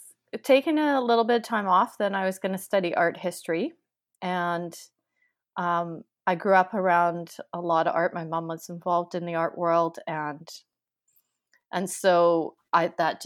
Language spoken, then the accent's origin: English; New Westminster, British Columbia, Canada; also born or lived in London, United Kingdom; I grew up in New Westminster, so pretty much Vancouver, very close. I grew up in New West. I have lived here, and I've lived in England quite a bit.